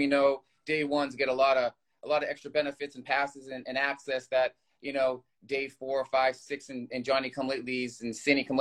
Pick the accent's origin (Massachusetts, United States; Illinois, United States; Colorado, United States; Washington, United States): Massachusetts, United States; Boston; I'm from Boston